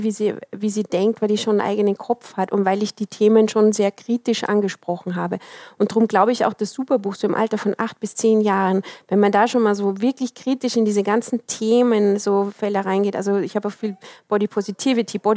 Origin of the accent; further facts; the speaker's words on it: Austria; das ist genau das, weil ich bin in Österreich groß geworden. Meine Oma war ähm, Flüchtling.